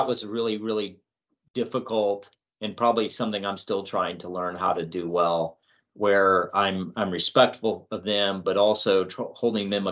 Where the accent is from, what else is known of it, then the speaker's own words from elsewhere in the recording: Albuquerque, New Mexico, United States; moved away as an adult; also born or lived in Georgia; now in Swainsboro, United States; I'm from Albuquerque, New Mexico originally